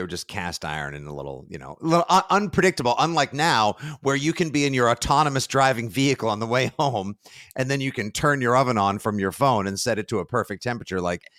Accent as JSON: {"language": "English", "town": "Braintree", "region": "Massachusetts", "country": "United States", "tie": "born or raised there", "said": "my hometown Braintree"}